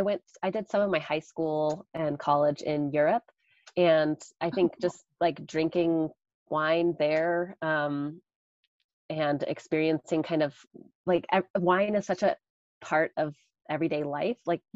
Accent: Caldwell, Idaho, United States; In Caldwell. Yeah, just over the river from you. Well, more in town.

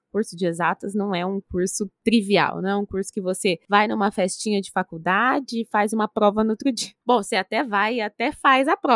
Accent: São José do Rio Preto, São Paulo, Brazil; Eu nasci em São José do Rio Preto, é interior de São Paulo. Eu sou a mais velha de três irmãos. É, a minha infância sempre foi aqui, eu sempre, até os 18 anos, eu sempre morei aqui em São José do Rio Preto, né?

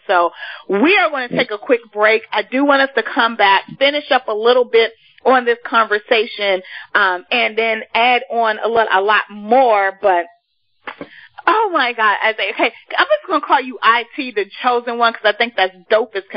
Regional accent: Washington, District of Columbia, United States; I'm from Ward 7, proud to be from Deanwood area and 58th East Capitol, you know, like, that's just my hood

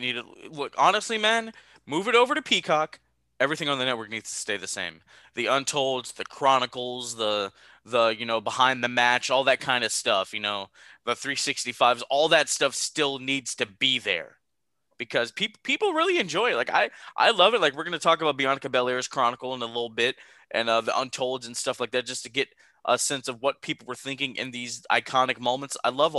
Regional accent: New York, United States; Like, I'm from New York.

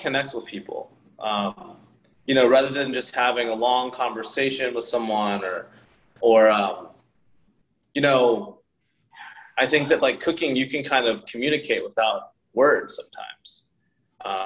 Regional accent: Oklahoma, United States; moved away as an adult; also born or lived in South Korea / San Francisco; now in New York, United States; I grew up in Oklahoma

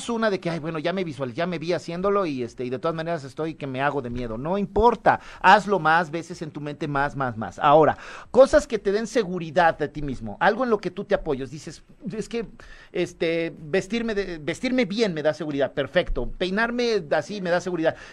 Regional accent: Mexico; Así somos los mexicanos

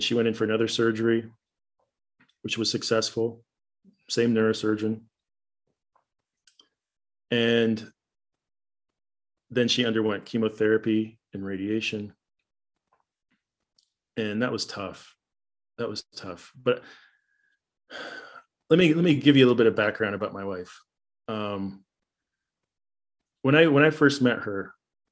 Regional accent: Canada; moved away as an adult; also born or lived in Paraguay; now in United States; I was from Canada

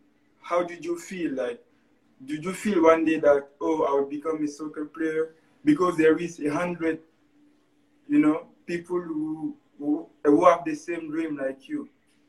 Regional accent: Guinea; moved away; also born or lived in Montreal, Canada; I come from Guinea-Conakry.

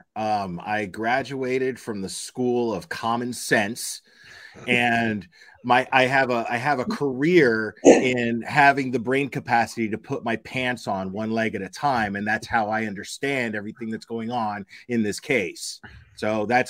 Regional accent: United States; I'm here first and foremost as an American

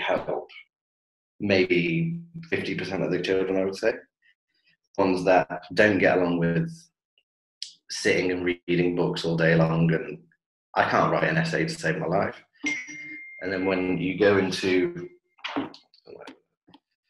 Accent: Coventry, West Midlands, United Kingdom; moved away as an adult; now in Dubai, United Arab Emirates; I am from Coventry in the Midlands

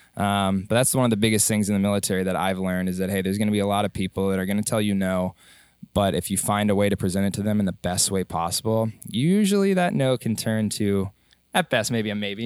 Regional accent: Dallas, Texas, United States; moved away as an adult; I grew up in Dallas, Texas

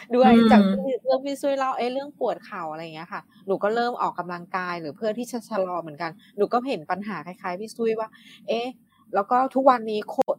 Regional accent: Chiang Rai, Thailand; moved away as an adult; also born or lived in Bangkok; จะกลับบ้านที่เชียงราย

